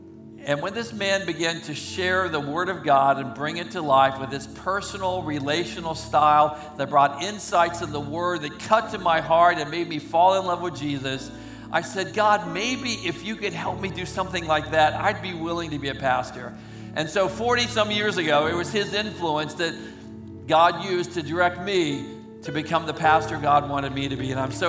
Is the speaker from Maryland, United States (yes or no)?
no; Oakland, California, United States; also born or lived in Alameda; No, I'm a kid from Oakland, California. I was born in Alameda on St. Patrick's Day, March 17th, 1942.